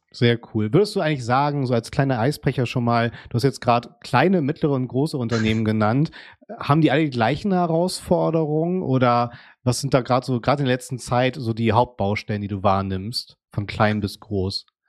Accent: Hamburg, Germany; in meiner Heimatstadt Hamburg

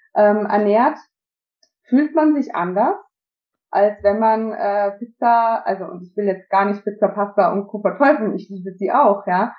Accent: Austria; now in Germany; ich bin Österreicherin

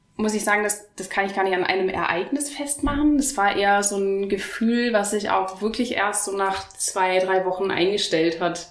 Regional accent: Oberhausen, North Rhine-Westphalia, Germany; moved away as an adult; now in Stuttgart, Germany; Ich komme ursprünglich aus dem Ruhrgebiet, aus Oberhausen bin dann für mein Masterstudium nach Stuttgart gekommen

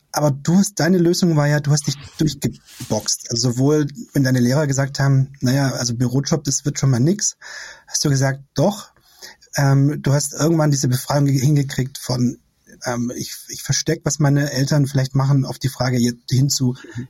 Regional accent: Esslingen district, Baden-Württemberg, Germany; now in Berlin, Germany; Ich komme aus dem Kreis Esslingen

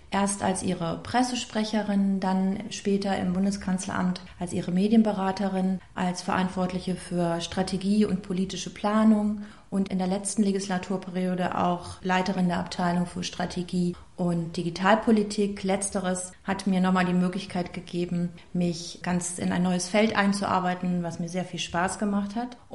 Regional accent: Rhineland, Germany; Ich bin gebürtige Rheinländerin, wie meine Mutter sagen würde, mit oberschlesischen Wurzeln.

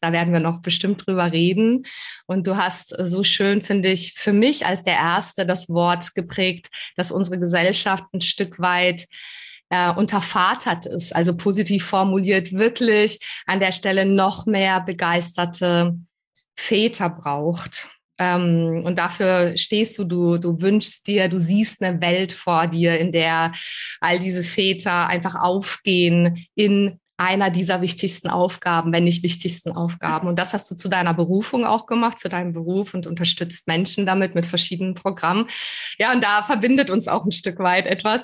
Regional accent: Prague, Czechia; accent: Czech; German is a second language; moved away; also born or lived in Baden-Württemberg, Germany; Ich bin ja aus Prag eben, aber ich hab, äh, dann, äh, ich war so froh, dass ich überhaupt Deutsch gelernt hab

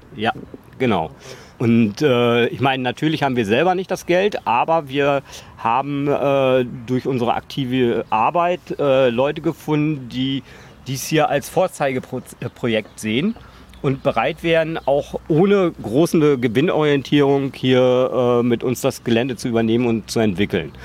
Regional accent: Emsland, Lower Saxony, Germany; now in Berlin, Germany; ich komme aus dem Emsland eigentlich, gebürtig

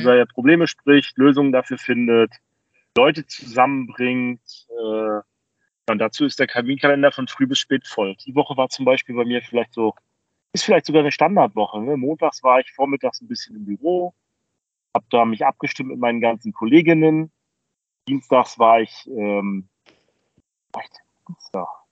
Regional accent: Rostock, Mecklenburg-Vorpommern, Germany; in meiner Heimatstadt Rostock

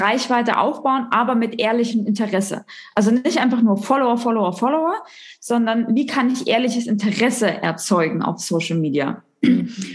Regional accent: Thuringia, Germany; ich bin gebürtig aus Thüringen. Das heißt, die, die Ost-Connection geht hier durch

